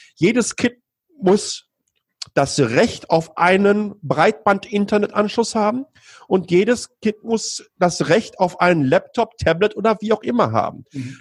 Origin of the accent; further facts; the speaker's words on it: Ruhr area, North Rhine-Westphalia, Germany; now in Taiwan; ich komme aus dem Ruhrgebiet